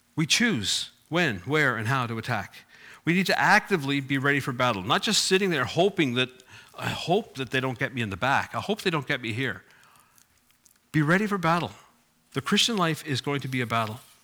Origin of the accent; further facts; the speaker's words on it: Cape Breton, Nova Scotia, Canada; I grew up in Cape Breton